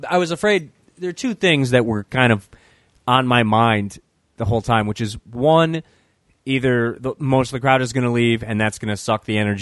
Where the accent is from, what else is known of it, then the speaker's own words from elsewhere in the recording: Michigan, United States; also born or lived in Grand Rapids, Michigan; I grew up in Michigan, I lived on the west side of the state for a long time